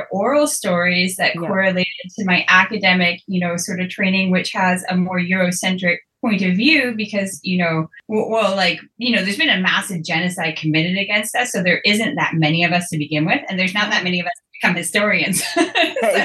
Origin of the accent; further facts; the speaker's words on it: Fort Simpson, Northwest Territories, Canada; moved away; I'm originally from the Northwest Territories from Fort Simpson.